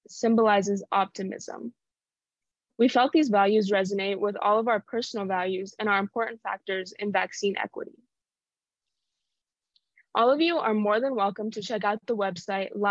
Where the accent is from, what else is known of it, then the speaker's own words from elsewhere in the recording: Albuquerque, New Mexico, United States; I come from Albuquerque